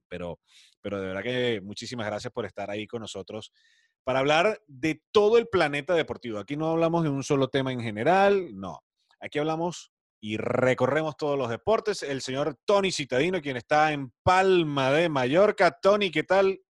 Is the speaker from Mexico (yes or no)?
no; Andes, Venezuela; como yo que somos de los Andes